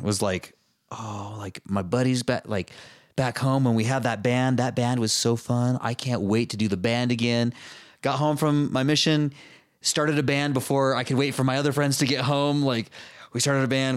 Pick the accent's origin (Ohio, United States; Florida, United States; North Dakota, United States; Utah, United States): Utah, United States; growing up in Utah, everybody moves away and goes on missions